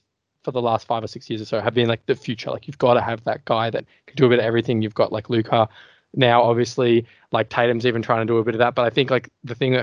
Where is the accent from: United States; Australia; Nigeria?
Australia; being an Aussie